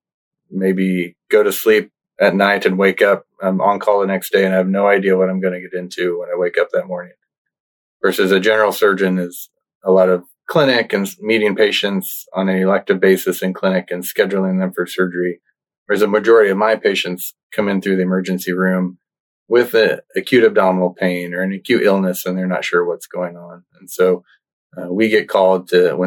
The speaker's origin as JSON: {"language": "English", "region": "Nebraska", "country": "United States", "tie": "born or raised there", "moved": "yes", "said": "I grew up in Nebraska, actually, in a really small town in the northeast part of the state."}